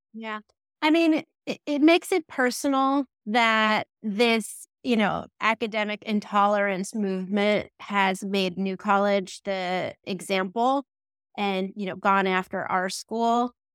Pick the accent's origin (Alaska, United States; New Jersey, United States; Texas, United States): New Jersey, United States; moved away as an adult; also born or lived in Florida; I'm from New Jersey. I think that's really important, a formative experience for me.